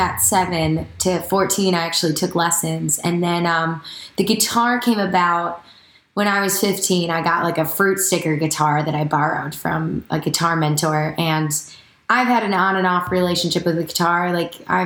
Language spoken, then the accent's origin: English; Janesville, Wisconsin, United States; now in Nashville, United States; I am from Wisconsin